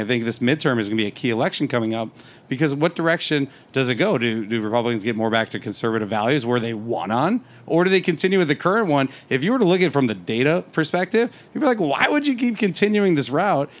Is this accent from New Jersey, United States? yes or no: no; Wisconsin, United States; now in Arizona, United States; I'm from Wisconsin originally.